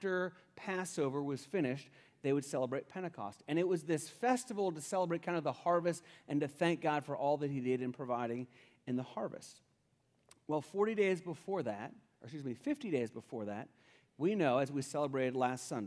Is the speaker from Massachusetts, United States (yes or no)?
no; Cincinnati, Ohio, United States; I grew up in Cincinnati, Ohio, and I grew up in the 70s when I was elementary age